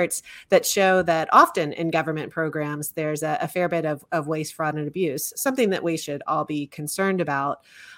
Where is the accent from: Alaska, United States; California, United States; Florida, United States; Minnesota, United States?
Florida, United States; Orlando; So I was reflecting back on growing up in Orlando, Florida, and I attended Orange County Public Schools